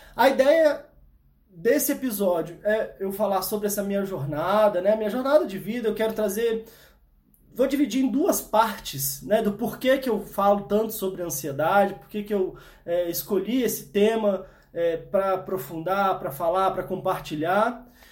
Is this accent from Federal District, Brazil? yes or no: yes; Brasília, Federal District, Brazil; eu sou de Brasília, né? Nasci aqui em Brasília.